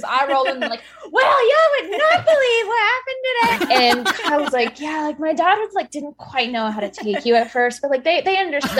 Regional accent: the South, United States; I'm from the South technically.

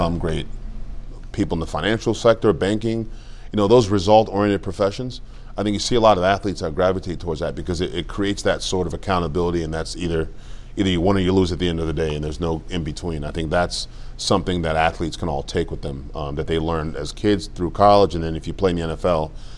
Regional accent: Cameroon; moved away; I was born in Cameroon, like I said, Cameroon, West Africa.

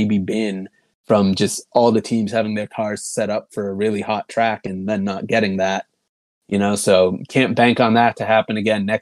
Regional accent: Massachusetts, United States; I'm from Massachusetts

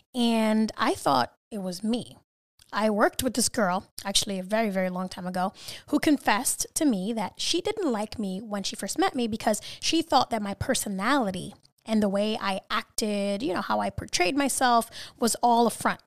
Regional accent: New York City, New York, United States; I'm from New York City

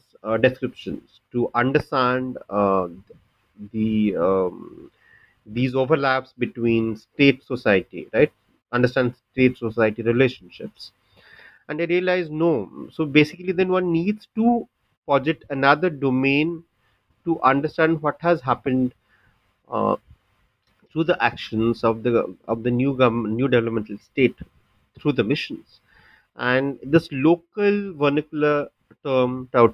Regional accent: Bhubaneswar, Odisha, India; first language Odia; English is a second language; moved away as an adult; also born or lived in Bangalore; I shifted to my hometown, which is Bhubaneswar, and I started working out of here.

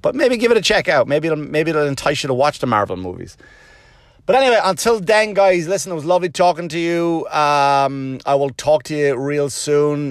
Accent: Wexford, Leinster, Ireland; moved away; And I go, "Wexford."

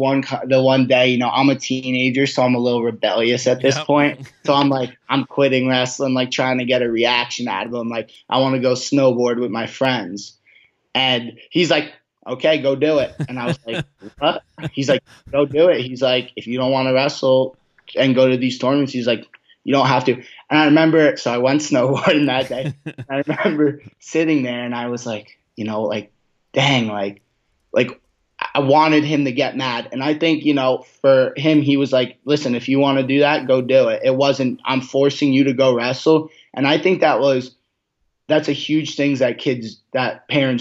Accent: New Jersey, United States; that was a big thing for me growing up in New Jersey, is going to Atlantic City and seeing these experiences.

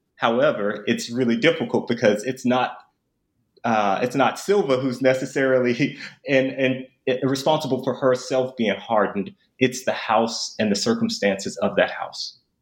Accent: Memphis, Tennessee, United States; I'm actually from Memphis

